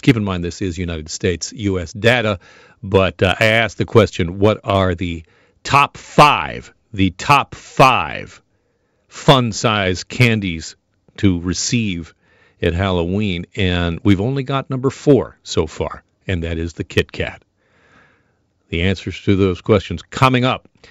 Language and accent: English; Burlington, Ontario, Canada; the good folks in Burlington, my hometown